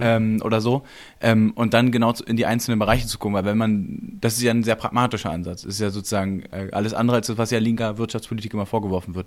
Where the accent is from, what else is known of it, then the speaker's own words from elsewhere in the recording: East Germany, Germany; da bin ich auch Ossi durch und durch